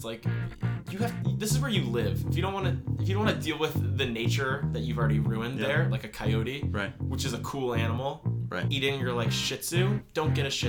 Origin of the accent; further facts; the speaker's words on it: Westchester, New York, United States; growing up in Westchester